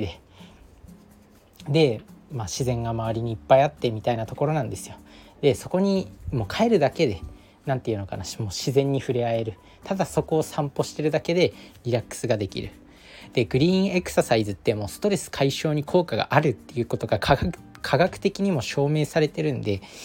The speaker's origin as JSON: {"language": "Japanese", "country": "Japan", "tie": "born or raised there", "moved": "as an adult", "lives_now": "Tokyo, Japan", "said": "自分の実家に帰省すると田んぼがあったり"}